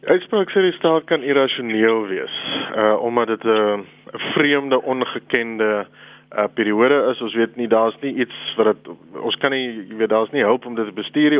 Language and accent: Afrikaans; South Africa; as Suid-Afrikaners